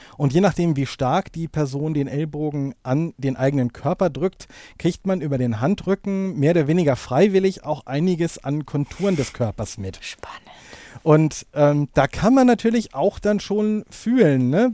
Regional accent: Hamburg, Germany; also born or lived in Lower Saxony; ich komme gebürtig aus Niedersachsen, also auf jeden Fall norddeutsch, aber wohne jetzt schon im Grunde seit Beginn meiner Schulzeit in Hamburg

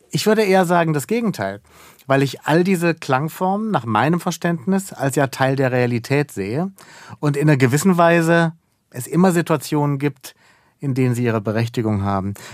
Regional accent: Baden-Baden, Baden-Württemberg, Germany; ich bin in Baden-Baden aufgewachsen und ich muss gestehen, je älter ich werde, umso mehr begreife ich, was so ein unerwünschter oder ungeplanter Genius Loki natürlich auch mit sich bringt.

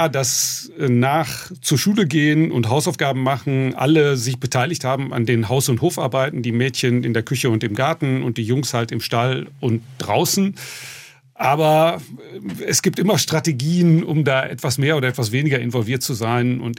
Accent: North Rhine-Westphalia, Germany; Genau, in der Bauernschaft, wo ich groß geworden bin, also im Münsterland, sind die Höfe nicht im Dorf, sondern stehen allein in der Flur.

